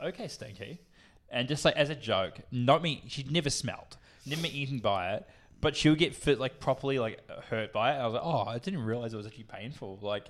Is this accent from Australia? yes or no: yes; Australia; She's more Australian than I am. Like, she's fucking, I'm even Australian, bro.